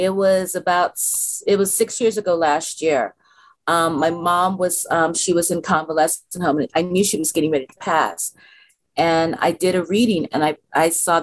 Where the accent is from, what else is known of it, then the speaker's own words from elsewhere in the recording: San Francisco, California, United States; I'm a native San Franciscan. I was born in San Francisco in the 60s, and I helped integrate